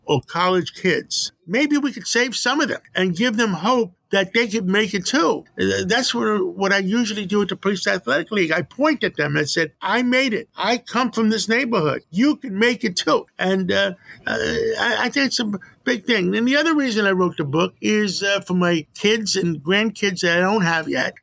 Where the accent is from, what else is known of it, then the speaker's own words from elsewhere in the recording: New York City, New York, United States; also born or lived in Greece; I grew up on West Harlem by City College